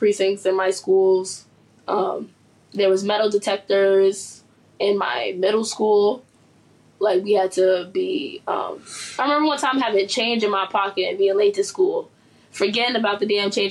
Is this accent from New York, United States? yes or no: yes; New York City, New York, United States; I'm a New York native, born and raised in Harlem